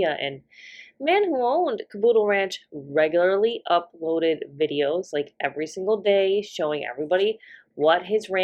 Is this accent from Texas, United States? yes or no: no; Minnesota, United States; we're from the North. We're from Minnesota